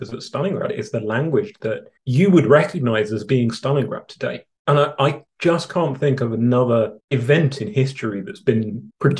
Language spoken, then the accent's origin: English; London, United Kingdom; born or raised there; now in Canada